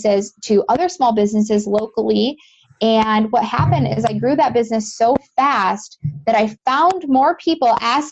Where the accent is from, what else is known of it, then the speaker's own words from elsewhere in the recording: Western New York, United States; I'm originally from Western New York, and I'm pretty close to Buffalo